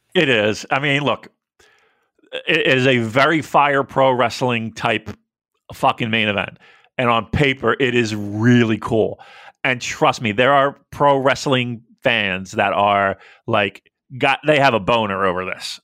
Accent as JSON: {"language": "English", "country": "United States", "said": "as an American"}